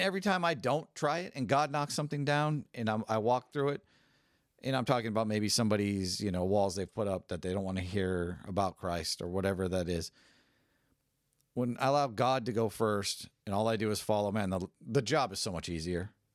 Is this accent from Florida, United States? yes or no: no; San Francisco, California, United States; I'm from San Francisco